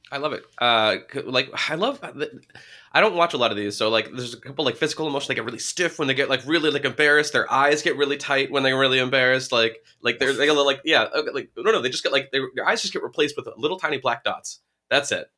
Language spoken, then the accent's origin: English; New Hampshire, United States; I'm from New Hampshire